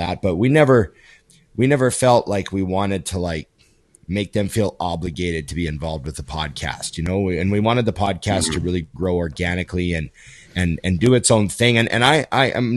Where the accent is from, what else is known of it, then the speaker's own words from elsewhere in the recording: Canada; a Canadian kid